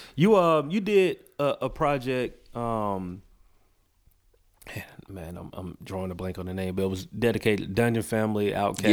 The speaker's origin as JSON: {"language": "English", "town": "Macon", "region": "Georgia", "country": "United States", "moved": "as an adult", "lives_now": "Atlanta, United States", "said": "I'm from Macon"}